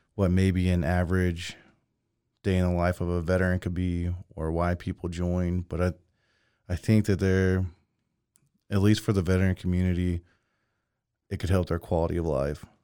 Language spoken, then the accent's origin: English; Mexia, Texas, United States; I come from Mejia